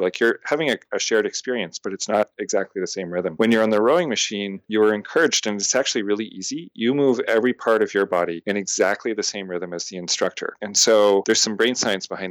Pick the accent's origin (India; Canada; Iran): Canada; also born or lived in Montreal; now in Boston, United States; I'm a Canadian living in America